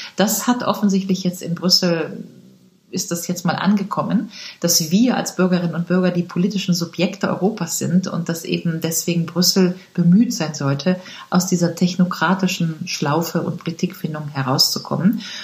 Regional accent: Rhineland, Germany; ich komme aus dem Rheinland

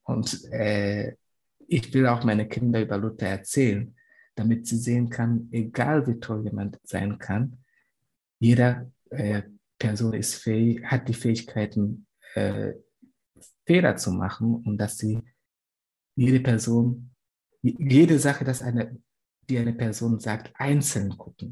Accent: Tanzania; German is a second language; moved away; von wo ich herkomme

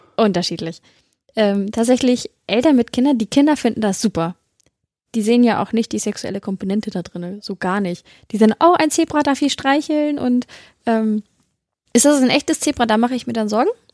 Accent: Celle, Lower Saxony, Germany; ich komme ja aus Celle, der schönen Beamtenstadt

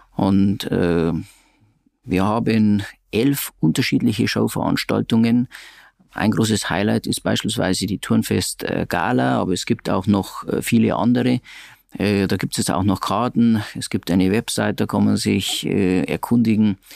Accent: Regensburg, Bavaria, Germany; bin Regensburger, habe eine Rechtsanwaltskanzlei in Regensburg

